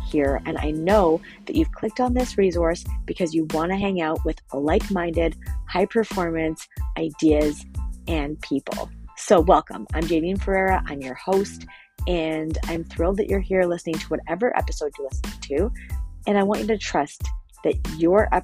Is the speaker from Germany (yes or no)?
no; Calgary, Alberta, Canada; I was born in Calgary, Alberta